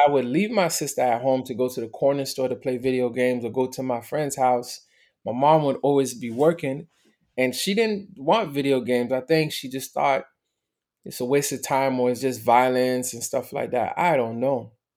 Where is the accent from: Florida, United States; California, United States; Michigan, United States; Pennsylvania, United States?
Florida, United States; Miami; also born or lived in Montreal, Canada; I was born in Montreal. My parents got divorced when I was a baby. My mother decided to move to Miami because she had more family.